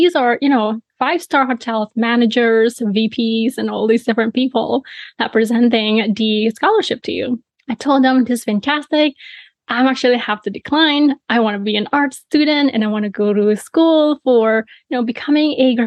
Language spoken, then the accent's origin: English; Bali, Indonesia; I was born and raised in Bali, Indonesia